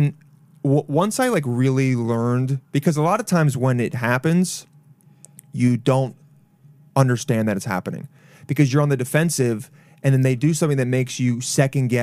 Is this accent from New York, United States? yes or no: yes; Long Island, New York, United States; I was raised in Long Island.